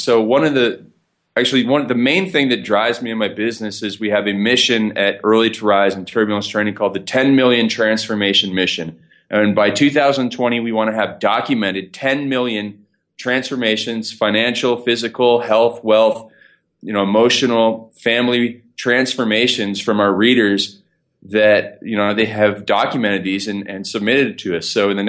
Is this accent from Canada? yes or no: yes; Canada; So I am Canadian. So please excuse my funny accent. I'll say some words pretty strange.